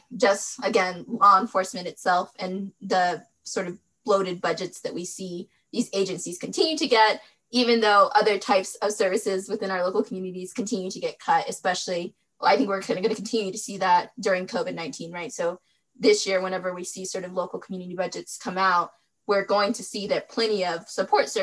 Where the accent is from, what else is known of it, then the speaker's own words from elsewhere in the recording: Western North Carolina, United States; also born or lived in Durham, North Carolina; I was born in Western North Carolina, born and raised there